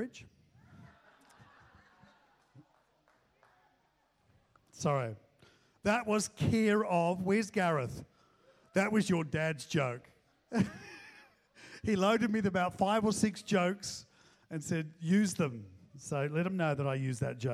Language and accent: English; New Zealand; moved away; I'm a New Zealander